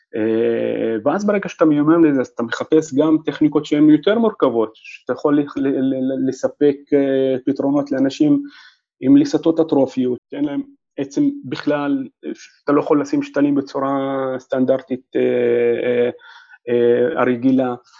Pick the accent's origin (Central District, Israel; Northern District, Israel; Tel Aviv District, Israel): Northern District, Israel; Nazareth; moved away as an adult; also born or lived in Jerusalem / Haifa; חזרתי אה, אה, לנצרת, איפה שנולדתי